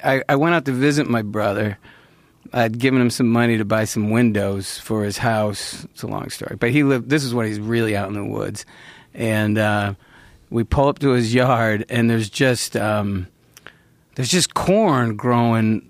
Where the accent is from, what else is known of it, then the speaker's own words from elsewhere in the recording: Central New York, United States; moved away; growing up in Central New York